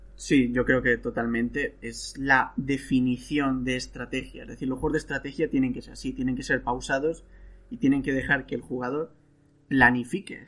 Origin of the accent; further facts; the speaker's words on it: Spain; now in Italy; yo soy español, el país donde mejor se come del mundo, y vivo en Italia